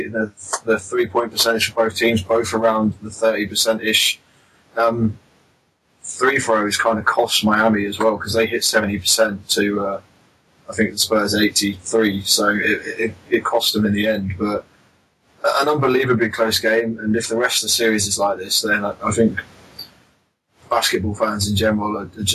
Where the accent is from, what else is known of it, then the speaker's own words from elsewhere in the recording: United Kingdom; as UK, as British fans